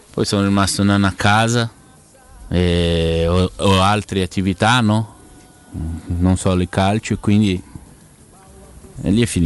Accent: Ribeirão Preto, São Paulo, Brazil; also born or lived in Curitiba; now in Ribeirão Preto, Brazil; sono tornato a vivere nella mia città perché io vivevo a Coritiba, poi mi spostavo a San Paolo, adesso ho voluto tornare a Beron Preto

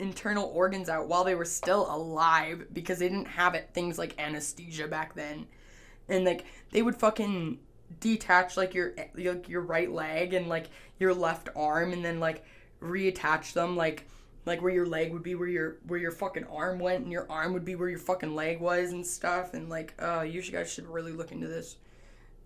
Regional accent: Canada; I'm Canadian, so, like, in Canada, we learn about, you know, the French Revolution

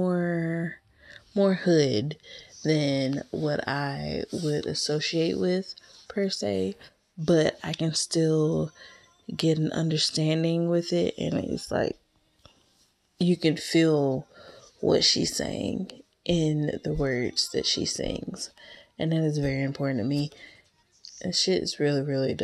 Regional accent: Alabama, United States; I'm from Alabama

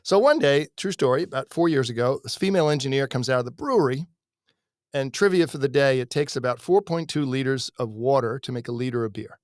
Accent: United States; I grew up sailing in Chesapeake Bay

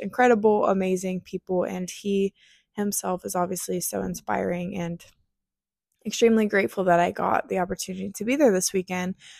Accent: near Columbus, Ohio, United States; moved away; I was in Columbus, Ohio, close to my hometown

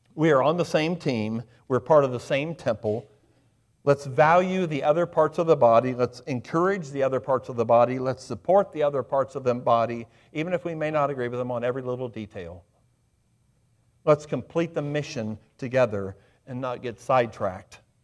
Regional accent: Highland County, Ohio, United States; now in Adams County, United States; I grew up in Highland County. I live in Adams County.

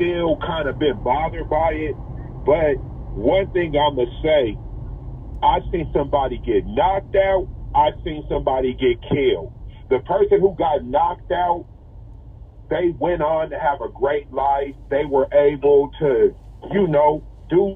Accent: Seattle, Washington, United States; I'm from Seattle

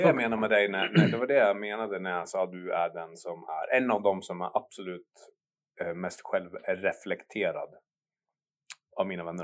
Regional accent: Gävle, Gävleborg County, Sweden; moved away as an adult; now in Oslo, Norway; är från Gävle

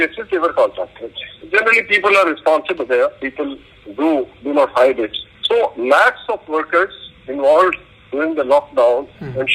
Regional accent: Rajasthan, India; now in Kerala, India; I'm from Rajasthan. Of course I worked in Kerala for a long time

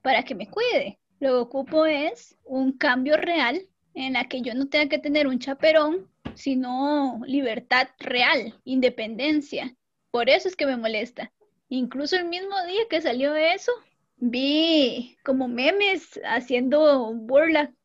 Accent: Costa Rica; soy costarricense

